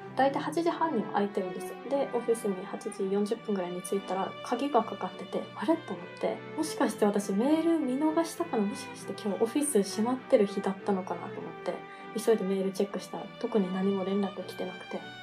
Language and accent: Japanese; Okinawa, Japan; moved away as an adult; now in Melbourne, Australia; 沖縄出身なのであの沖縄の米軍基地内で無料の英語教室があったりしたのでそれに参加して